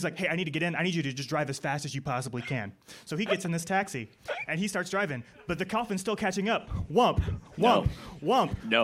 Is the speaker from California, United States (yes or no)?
no; Tulsa, Oklahoma, United States; from Tulsa, Oklahoma